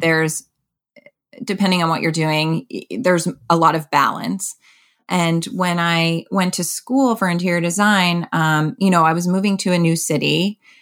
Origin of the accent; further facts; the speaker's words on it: Connecticut, United States; moved away as an adult; also born or lived in Boston; now in New York City, United States; I'm from Connecticut